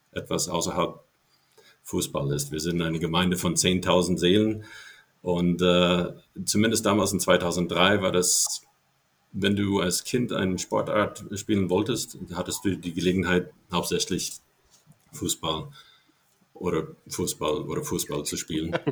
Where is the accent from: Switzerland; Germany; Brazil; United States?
United States; Ohio; German is a second language; moved away as an adult; Äh, ich komme ursprünglich aus dem Bundesstaat äh, Ohio äh, in Ohio bin ich dort aufgewachsen bis meinem 18. Lebensjahr.